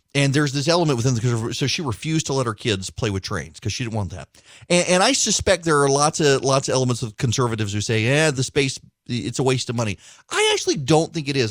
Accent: Dubai, United Arab Emirates; moved away; when I grew up in Dubai

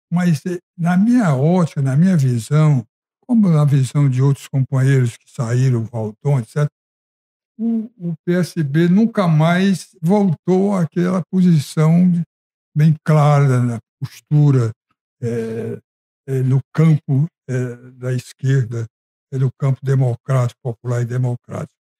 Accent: Ceará, Brazil; Eu, como cearense

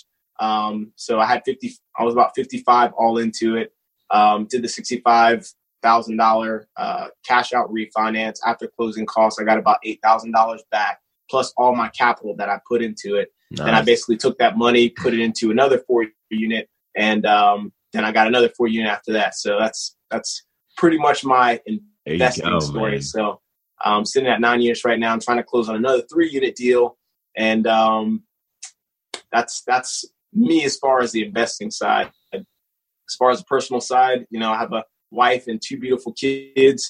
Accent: Jacksonville, Florida, United States; moved away as an adult; now in Fort Drum, New York, United States; I grew up in Jacksonville.

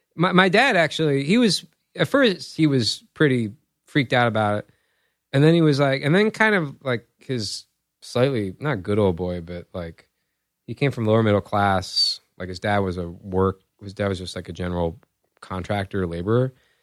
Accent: Virginia, United States; we are from the Commonwealth.

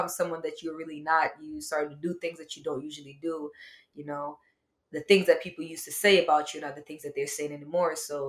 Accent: Jamaica; Yes, I'm actually from Jamaica.

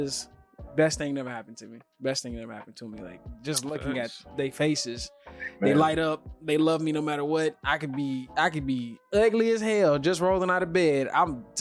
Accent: United States; moved away as an adult; now in Canada; I'm still an American

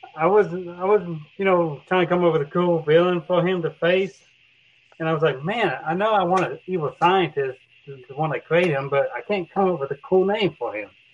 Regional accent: Oklahoma, United States; also born or lived in Texas; I grew up in Oklahoma in Texas

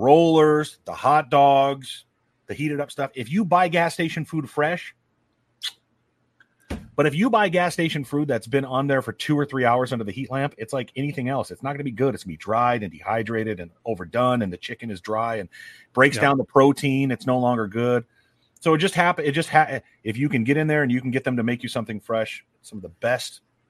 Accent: north of the Mason-Dixon line, Northern United States, United States; I'm a Yank from Mason Dixon.

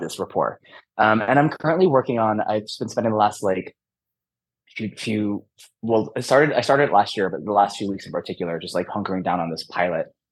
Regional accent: Michigan, United States; I grew up in Michigan

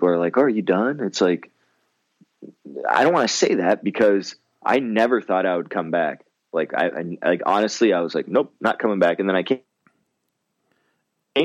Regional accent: Windsor, Ontario, Canada; now in Michigan, United States; growing up in Windsor and we had another, like the next closest kind of big city, and it's not even a big city, is Chatham

